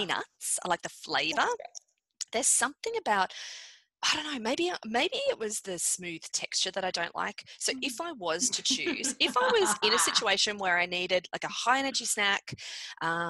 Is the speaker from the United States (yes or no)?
no; Australia; also born or lived in Canada; I'm Australian.